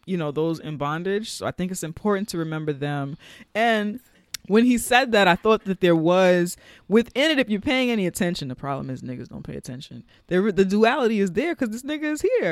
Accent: United States; Black Americans and our connection to Africa

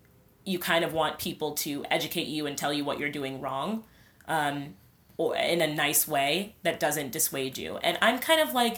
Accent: Nigeria; I don't know everything right. about being Nigerian because I'm Nigerian.

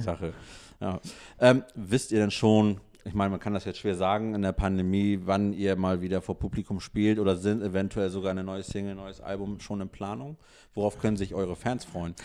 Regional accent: Hamburg, Germany; Wir als Hamburger

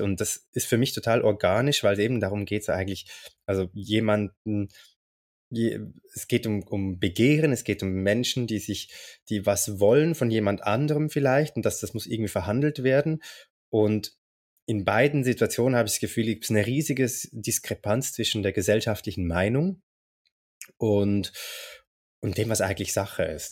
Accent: Zurich, Switzerland; ich komme aus Zürich

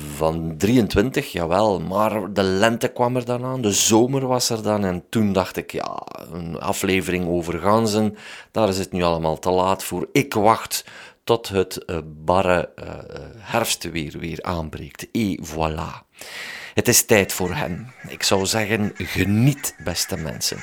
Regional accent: Waasland, Flanders, Belgium; ik kom van het Waasland

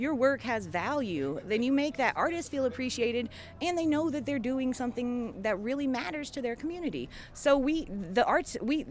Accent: Appalachia, United States; I was raised as an Appalachian

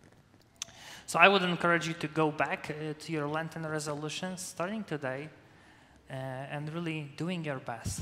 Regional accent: Poland; first language Polish; English is a second language; moved away as an adult; now in United States; my native language is Polish

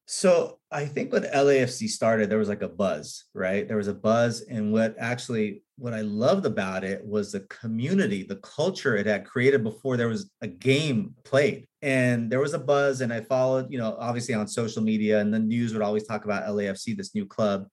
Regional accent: Los Angeles, California, United States; I was born in in Hollywood. I grew up on Beechwood, right near the Hollywood sign

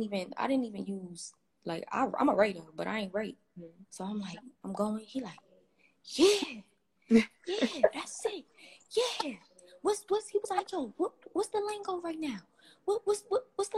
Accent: New York City, New York, United States; Growing up in Brooklyn, you know, it's corrupted, but I mean, I've been living there all my life now

